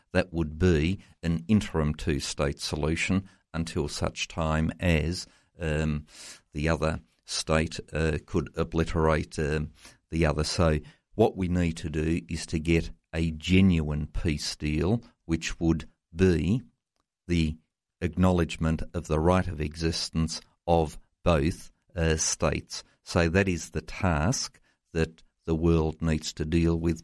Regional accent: Tasmania, Australia; my home state of Tasmania

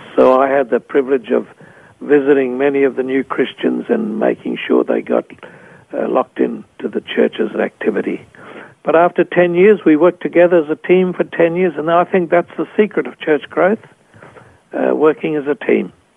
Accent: Australia; moved away as an adult; also born or lived in Papua New Guinea

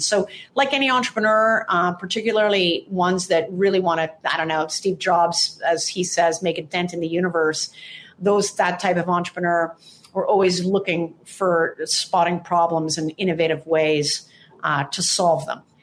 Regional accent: Toronto, Ontario, Canada; now in Santa Monica, United States; I'm originally from Toronto in Canada

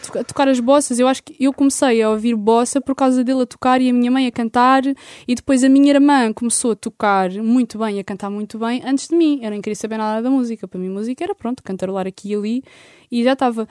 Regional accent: Lisbon, Portugal; also born or lived in Algés; eu sou de Lisboa, eu estou aqui e vivo aqui.

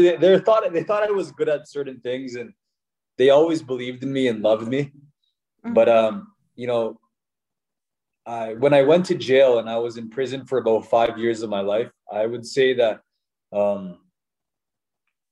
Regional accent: Calgary, Alberta, Canada; I was born here

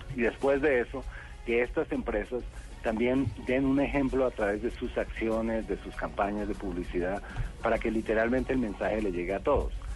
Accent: Colombia; como, colombianos

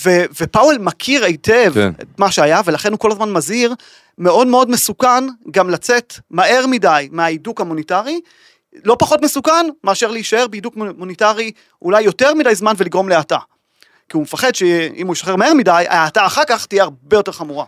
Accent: Israel; אנחנו כישראלים

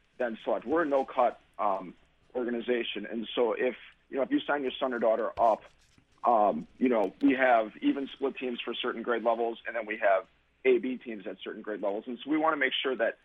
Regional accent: Milwaukee, Wisconsin, United States; also born or lived in Port Washington, Wisconsin; I grew up in on the far west side of Milwaukee

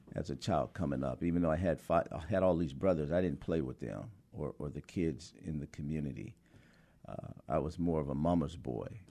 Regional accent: High Point, North Carolina, United States; growing up in High Point in the sixties

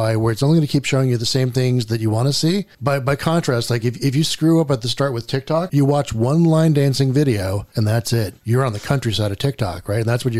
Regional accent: United States; as an American

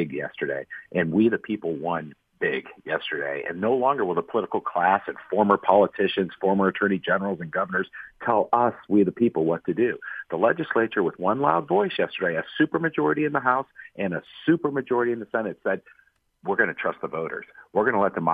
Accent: Akron, Ohio, United States; Born and raised in Akron

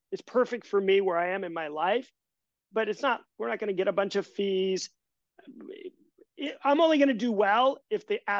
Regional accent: Nebraska, United States; moved away; I am from Nebraska

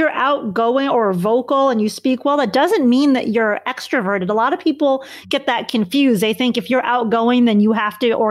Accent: Chicago, Illinois, United States; I grew up in Chicago, so I'm a Bulls fan.

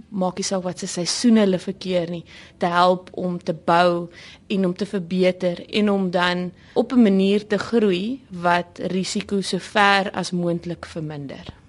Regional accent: South Africa; 'n trotse Suid-Afrikaner

